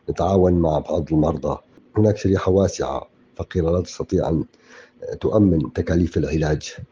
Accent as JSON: {"language": "Arabic", "country": "Syria", "said": "بظروف الأزمة اللي تعيشها بلدنا سوريا بكامل أراضيها وبظروف الحصار الاقتصادي المفروض علينا من كل الجهات"}